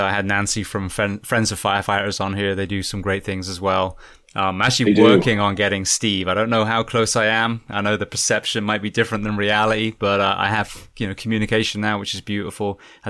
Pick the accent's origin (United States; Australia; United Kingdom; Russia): United Kingdom; England; and I'm like, "You understand I'm English, right?"